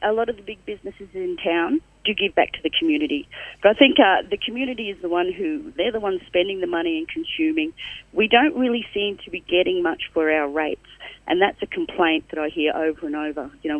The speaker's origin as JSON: {"language": "English", "town": "Brisbane", "region": "Queensland", "country": "Australia", "tie": "born or raised there", "moved": "yes", "lives_now": "Toowoomba, Australia", "said": "I haven't lived in Toowoomba all my life. I grew up in Brisbane. I spent a lot of time in Brisbane."}